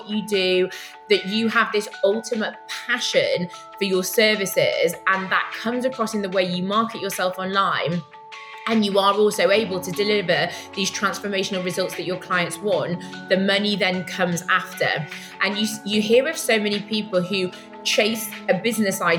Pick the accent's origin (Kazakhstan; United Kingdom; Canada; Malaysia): United Kingdom; now in Tel Aviv, Israel; I'm a Brit